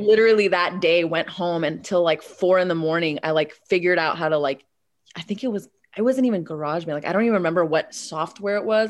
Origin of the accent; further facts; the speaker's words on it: Bay Area, California, United States; also born or lived in Moscow, Russia; my parents relocated to the Bay Area. And so I spent, like, all my formative years basically in the Bay.